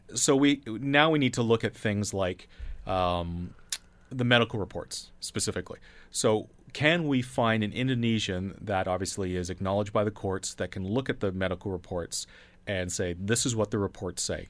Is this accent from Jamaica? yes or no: no; Canada